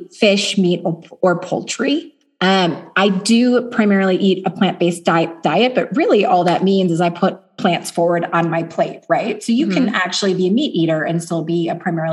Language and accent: English; Chicago, Illinois, United States; also born or lived in Los Angeles / Germany; now in Southlake, Texas, United States; I'm from Chicago via LA and Germany, but now my family has found their home here